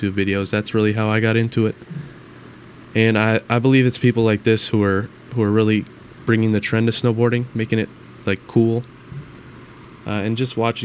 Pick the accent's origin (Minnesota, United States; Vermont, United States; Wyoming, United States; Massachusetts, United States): Minnesota, United States; with me growing up in Minnesota